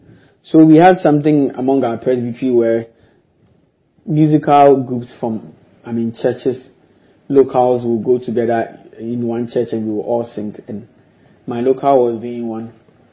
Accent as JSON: {"language": "English", "town": "Accra", "region": "Greater Accra", "country": "Ghana", "tie": "born or raised there", "said": "I was a young boy who was being nurtured in Fadama. And it's not easy in Fadama."}